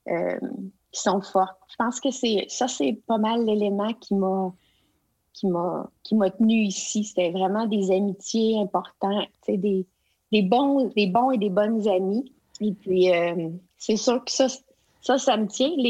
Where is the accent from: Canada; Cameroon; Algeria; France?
Canada; Quebec; now in Edmonton, Canada; Mais je suis originaire du Québec.